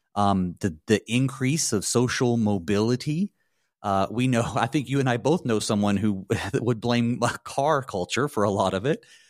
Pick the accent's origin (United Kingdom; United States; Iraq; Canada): United States; the South; I'm from the South, and I didn't grow up Lutheran